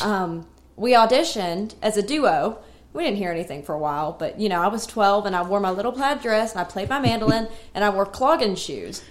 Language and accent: English; Radford, Virginia, United States; now in Nashville, United States; I'm from Radford, Virginia